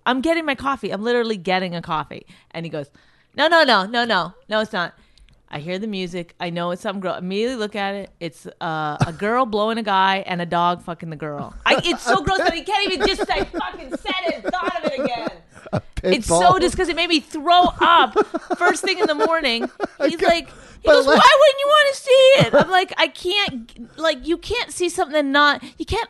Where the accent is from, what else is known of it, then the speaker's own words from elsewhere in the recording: Canada; accent: Canadian; I can't even do a Canadian accent. I've lost my Canadian accent. I got so good at other accents.